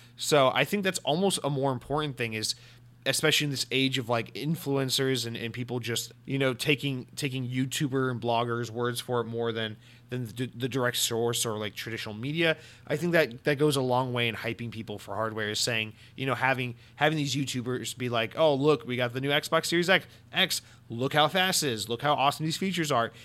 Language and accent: English; Atlanta, Georgia, United States; I'm from Atlanta, Georgia, home of Coca-Cola